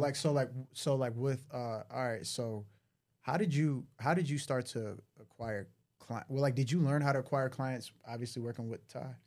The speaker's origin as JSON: {"language": "English", "town": "Detroit", "region": "Michigan", "country": "United States", "said": "I'm from Detroit"}